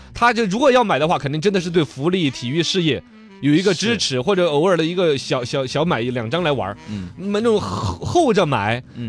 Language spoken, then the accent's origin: Chinese; Sichuan, China; 我们四川这边